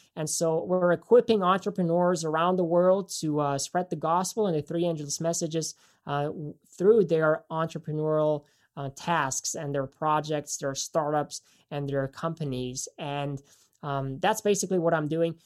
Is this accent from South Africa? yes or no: no; Germany; moved away; I actually am from Germany, so I grew up in Germany, uh, went to school there